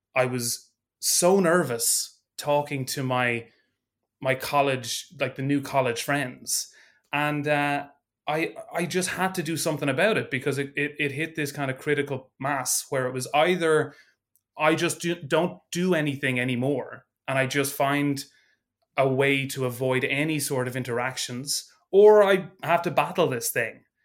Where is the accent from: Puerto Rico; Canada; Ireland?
Ireland; also born or lived in Dublin; I am an Irish improviser